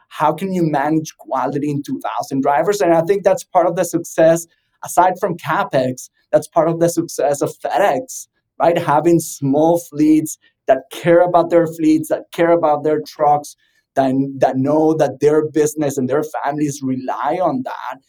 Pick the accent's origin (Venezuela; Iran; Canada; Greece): Venezuela; moved away as an adult; now in South Florida, United States; I'm originally from Venezuela